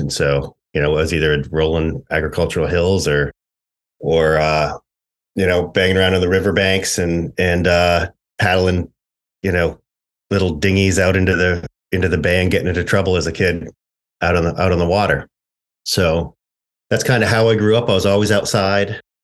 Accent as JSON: {"language": "English", "region": "Maine", "country": "United States", "tie": "born or raised there", "also_born_or_lived": "Upper Midwest", "moved": "as an adult", "said": "I grew up in, you know, rural Maine."}